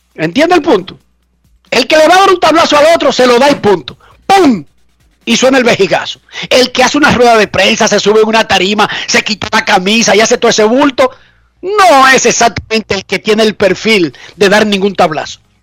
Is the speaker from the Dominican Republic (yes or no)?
yes; Dominican Republic; Nosotros somos, los atletas dominicanos